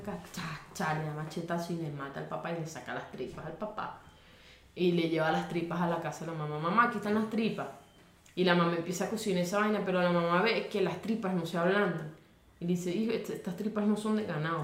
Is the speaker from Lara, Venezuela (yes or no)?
no; Maracay, Aragua, Venezuela; yo nací en Maracay